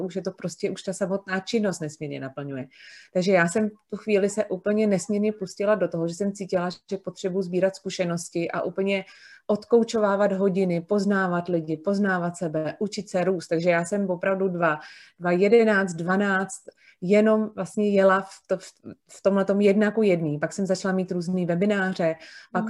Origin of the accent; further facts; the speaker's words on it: Prague, Czechia; moved away as an adult; now in near Plzeň, Czechia; já jsem z Prahy, eh, narozená v Praze a vlastně poslední 44 let jsem žila v Praze